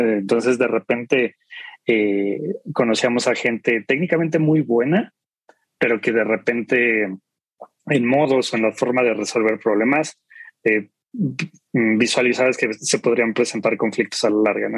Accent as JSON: {"language": "Spanish", "region": "Mexico City", "country": "Mexico", "said": "soy de aquí de la Ciudad de México"}